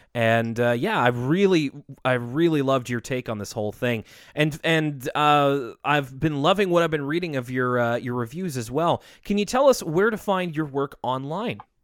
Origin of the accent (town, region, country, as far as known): Canada